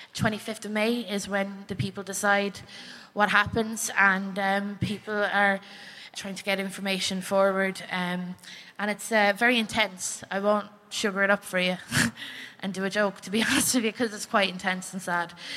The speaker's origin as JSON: {"language": "English", "country": "Ireland", "said": "I'm from the Republic of Ireland"}